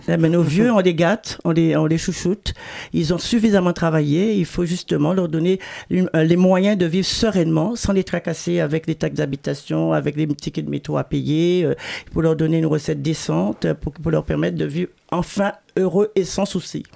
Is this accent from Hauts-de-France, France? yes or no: no; Paris, Île-de-France, France; also born or lived in Pointe-à-Pitre, Guadeloupe; je suis née à, Pointe-à-Pitre. Moi, j'ai grandi, oui, euh, de Panama à, la Goutte d'Or